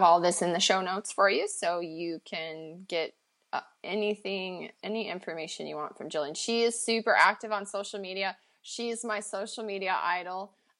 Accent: Montana, United States; now in Pacific Northwest, United States; Where I grew up in Montana, we had forests, but here in the Pacific Northwest we have like rainforest

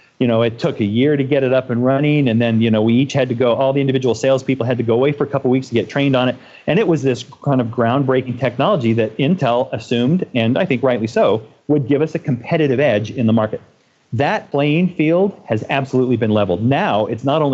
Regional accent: Boston, Massachusetts, United States; I also was born and raised in Boston

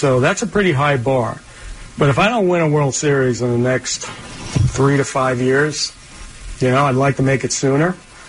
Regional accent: Long Island, New York, United States; I grew up in Long Island

